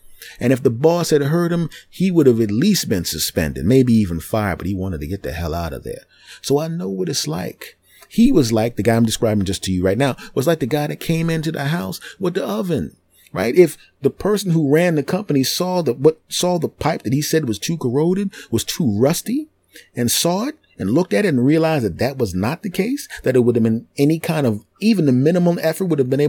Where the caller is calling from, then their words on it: Los Angeles, California, United States; Well, I'm actually calling from Los Angeles, California.